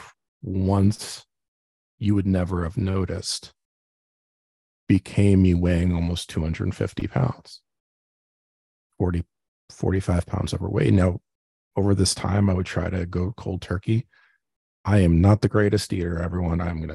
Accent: New Jersey, United States; Growing up in Jersey, in a Jewish household

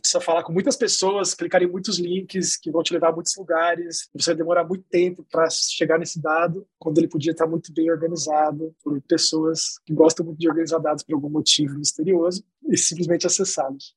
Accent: Campinas, São Paulo, Brazil; now in Rio de Janeiro, Brazil; Eu sou campineiro, mas moro no Rio de Janeiro, então basicamente sou carioca de coração

